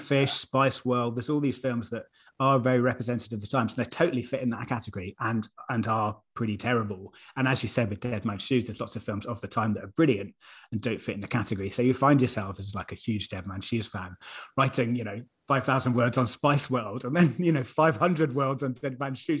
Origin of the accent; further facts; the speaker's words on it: Exeter, South West England, United Kingdom; moved away as an adult; also born or lived in Hong Kong / London; I was from Exeter, which is a lovely city in the southwest